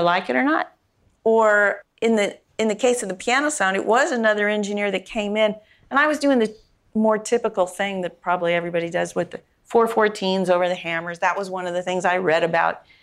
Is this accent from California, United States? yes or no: yes; San Mateo, California, United States; I grew up on the peninsula in San Mateo.